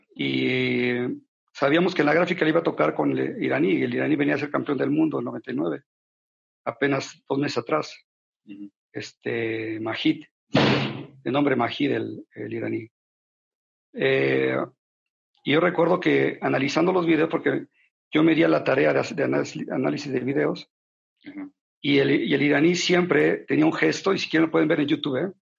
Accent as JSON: {"language": "Spanish", "country": "Mexico", "said": "como mexicano"}